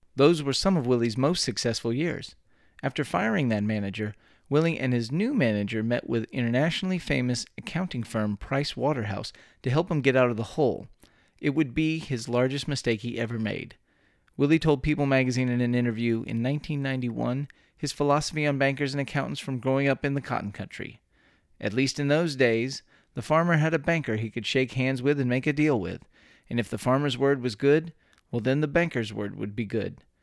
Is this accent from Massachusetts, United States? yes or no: no; Texas, United States; born or raised there